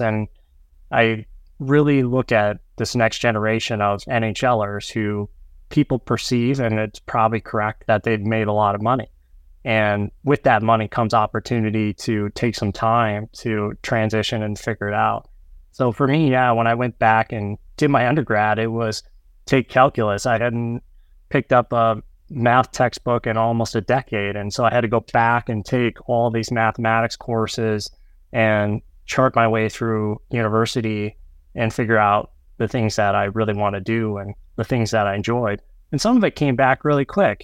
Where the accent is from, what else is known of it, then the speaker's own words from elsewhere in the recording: North Dakota and Minnesota, Midwest, United States; now in Minneapolis, United States; as a young child growing up in North Dakota and Minnesota